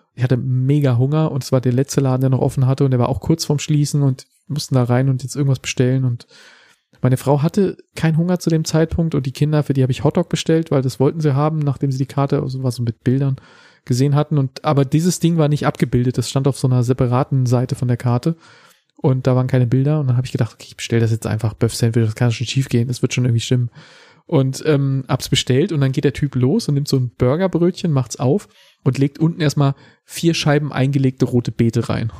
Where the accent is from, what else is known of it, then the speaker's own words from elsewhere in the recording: Germany; in unserem Volk